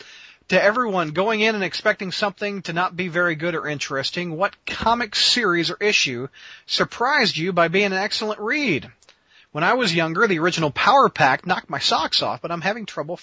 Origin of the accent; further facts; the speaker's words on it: Missouri, United States; my home state of Missouri, St. Louis, Mo.